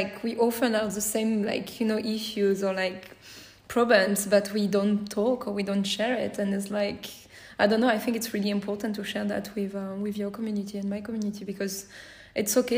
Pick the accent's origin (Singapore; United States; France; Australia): France; accent: French; English is a second language; my French accent